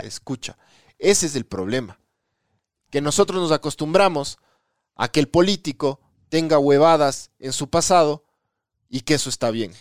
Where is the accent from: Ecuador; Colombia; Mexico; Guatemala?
Ecuador; Nosotros como ecuatorianos